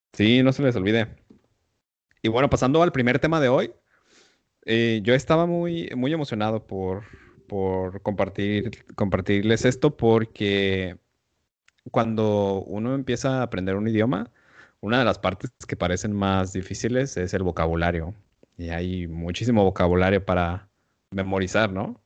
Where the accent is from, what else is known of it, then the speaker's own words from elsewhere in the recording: Mexico; first language Spanish; para nosotros como mexicanos